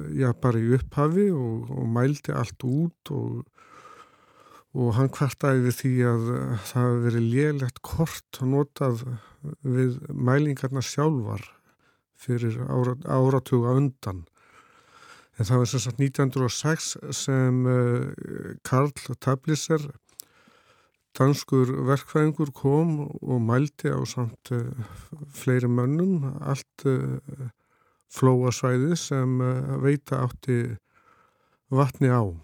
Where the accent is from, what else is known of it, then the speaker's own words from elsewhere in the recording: Litla-Sandvík, Flói, Southern Region, Iceland; ég er frá Littlursandík í Flóa og, Einmitt, og það rólst ég upp